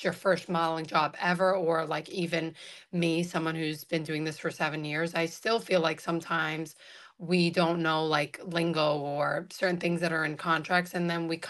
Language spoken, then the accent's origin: English; New York City, New York, United States; also born or lived in Staten Island; born and raised in Brooklyn